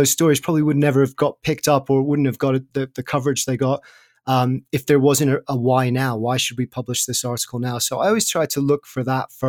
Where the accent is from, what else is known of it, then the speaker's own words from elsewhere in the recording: Sussex, South East England, United Kingdom; where I grew up in Sussex in the south of England